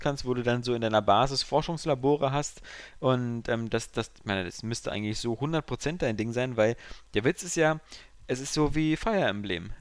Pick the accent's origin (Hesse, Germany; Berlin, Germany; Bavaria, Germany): Berlin, Germany; ich bin aus dem Westen, ich hier Westberliner